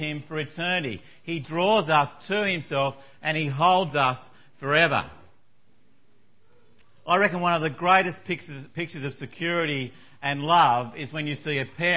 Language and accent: English; Tasmania, Australia; I grew up in Tasmania